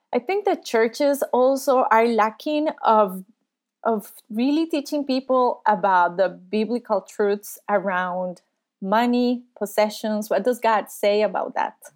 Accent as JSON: {"language": "English", "country": "Costa Rica", "tie": "born or raised there", "said": "I was born and raised in Costa Rica"}